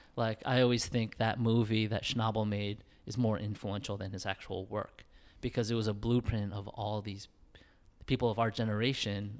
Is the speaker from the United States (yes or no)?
yes; New York, United States; living in New York and growing up in New York